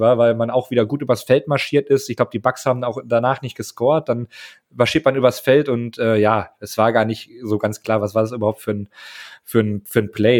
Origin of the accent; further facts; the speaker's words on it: Münster, North Rhine-Westphalia, Germany; ich komme aus Münster